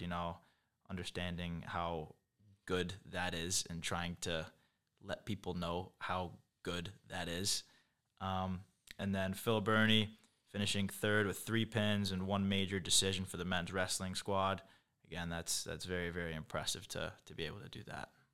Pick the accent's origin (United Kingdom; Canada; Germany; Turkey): United Kingdom; England; moved away; I'm from England